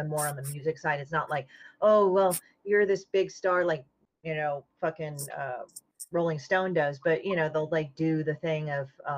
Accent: California, United States; also born or lived in Chicago; I was born in Chicago, but my parents moved from Korea to Chicago. And after Chicago, they're like, fuck this, we're moving to California

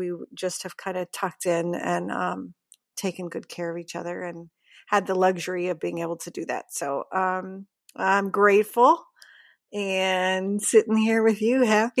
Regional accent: Pittsburgh, Pennsylvania, United States; moved away as an adult; also born or lived in New York / Los Angeles; now in Northern California, United States; I'm originally from Pittsburgh, Pennsylvania.

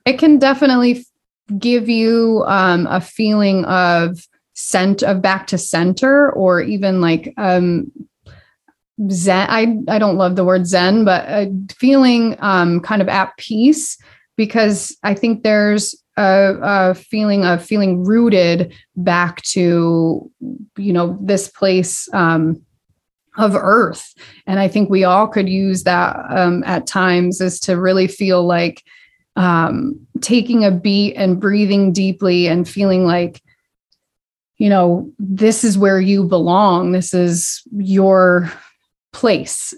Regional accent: Dalton, Massachusetts, United States; also born or lived in Boston; I grew up in Dalton

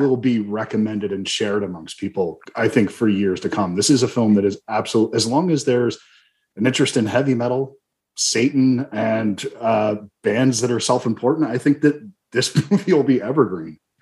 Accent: Ridgewood, New Jersey, United States; moved away; I used to live in Bergen County. I'm from Ridgewood

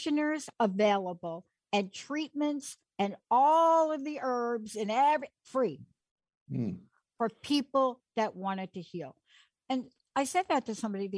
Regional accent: New York City, New York, United States; I am a girl from the Bronx, New York

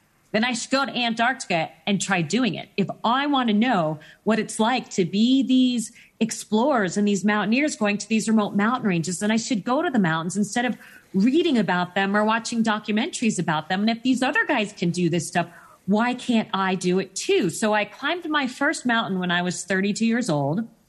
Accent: Phoenix, Arizona, United States; I grew up in Phoenix, Arizona

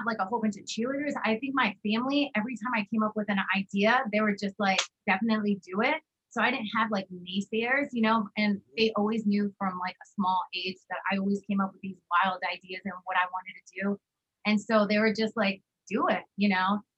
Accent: Allentown, Pennsylvania, United States; moved away as an adult; also born or lived in West Coast; So that is definitely my hometown

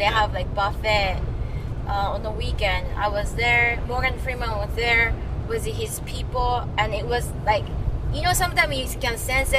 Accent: Japan; moved away; I said, I'm from Japan.

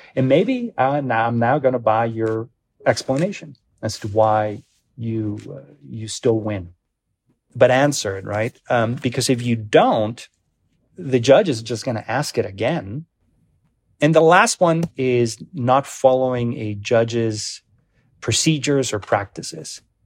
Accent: Mexico; also born or lived in Denver; now in Colorado, United States; I'm an immigrant, I'm from Mexico, I'm a naturalized citizen

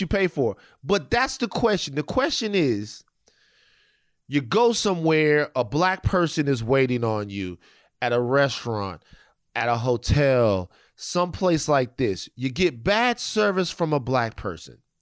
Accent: Louisiana, United States; I'm from Louisiana

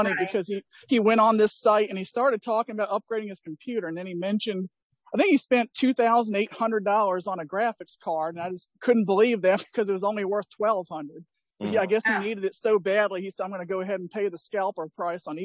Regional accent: New Jersey, United States; born or raised there

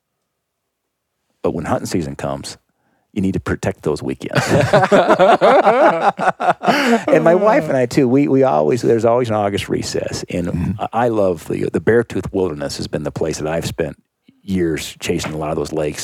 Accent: Bozeman, Montana, United States; also born or lived in Los Angeles, California; growing up in Bozeman, kindergarten through college here in Bozeman

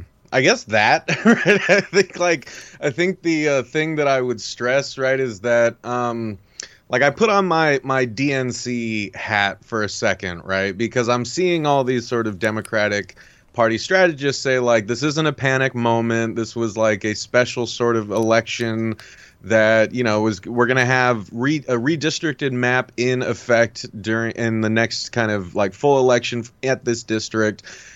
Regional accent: Southern California, United States; my family growing up in Southern California

